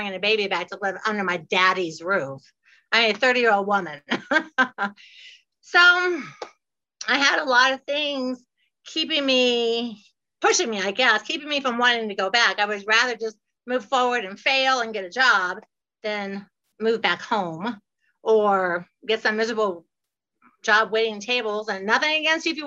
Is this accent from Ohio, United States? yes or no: yes; Ohio, United States; moved away as an adult; also born or lived in Fort Lauderdale, Florida; now in Florida, United States; I'm from Ohio and I have moved all by myself to Fort Lauderdale. So I moved when I was 19 after high school